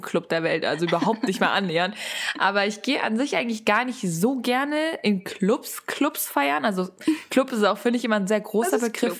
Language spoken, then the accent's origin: German; Frankfurt, Hesse, Germany; ich komme ja eigentlich aus Frankfurt